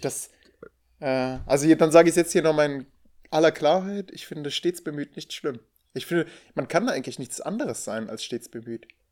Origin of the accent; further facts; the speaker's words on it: Rhineland, Germany; now in Münsterland, Germany; bin Rheinländer